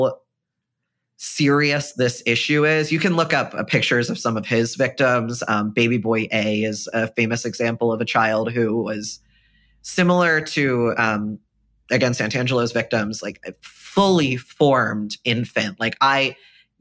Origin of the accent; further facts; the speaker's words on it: right outside of Philadelphia, Pennsylvania, United States; I grew up right outside of Philadelphia